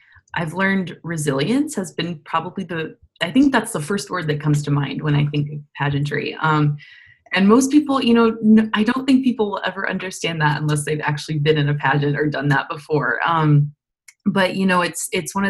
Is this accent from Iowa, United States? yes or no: yes; DeWitt, Iowa, United States; moved away as an adult; also born or lived in Alabama; I am originally from DeWitt, Iowa, so a small town over in Eastern Iowa.